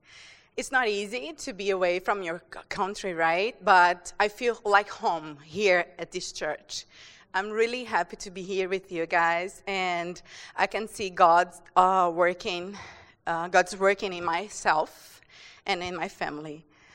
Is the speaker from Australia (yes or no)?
no; Brazil; moved away as an adult; We are from Brazil.